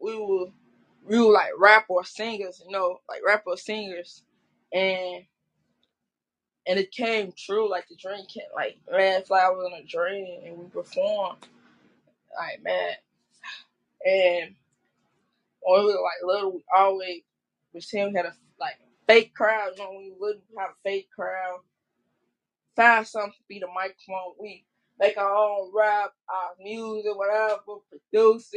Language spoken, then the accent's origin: English; Chicago, Illinois, United States; I'm from Chicago